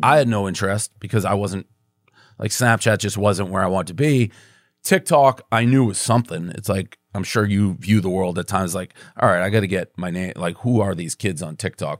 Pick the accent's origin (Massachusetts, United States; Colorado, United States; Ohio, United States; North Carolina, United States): Massachusetts, United States; Boston; moved away as an adult; also born or lived in New York; so I grew up in Boston